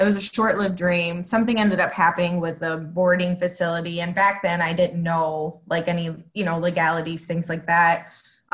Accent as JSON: {"language": "English", "region": "Florida", "country": "United States", "tie": "born or raised there", "also_born_or_lived": "Mexico City, Mexico", "second_language": "English", "moved": "as an adult", "lives_now": "Rockford, United States", "said": "originally I was born in Mexico City and then I moved the United States with my mom when I was 9. Okay. And I moved to Florida. So I grew up in Florida my whole entire life."}